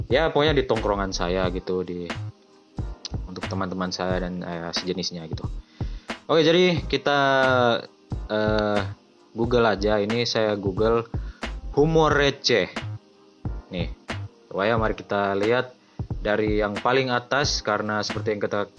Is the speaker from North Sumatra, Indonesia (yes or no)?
no; Luwuk, Central Sulawesi, Indonesia; di daerah saya di Luwuk kayaknya saya jarang lihat telur kayak gitu